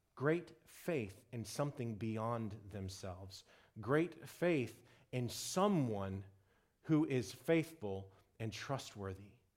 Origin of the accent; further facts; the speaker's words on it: Texas, United States; I'm from Texas